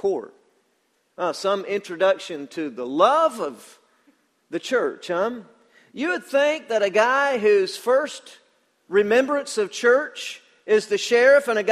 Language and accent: English; Danielsville, Georgia, United States; I'm from Danielsville, Georgia.